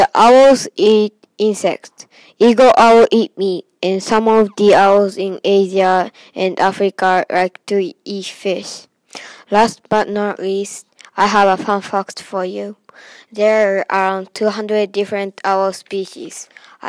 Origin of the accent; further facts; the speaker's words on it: Japan; now in United States; I'm from Japan, but now I'm in the USA